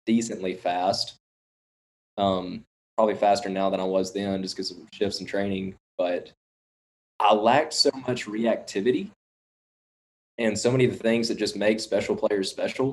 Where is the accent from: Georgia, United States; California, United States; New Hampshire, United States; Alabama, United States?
Alabama, United States; Florence; also born or lived in Mississippi / Memphis; I'm from the Florence, Alabama area